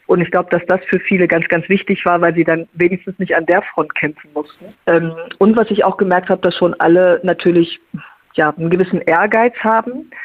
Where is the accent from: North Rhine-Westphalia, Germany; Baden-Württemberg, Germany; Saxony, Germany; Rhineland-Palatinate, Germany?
North Rhine-Westphalia, Germany; Lippe district; moved away; im Kreis Lippe war, in meiner alten Heimat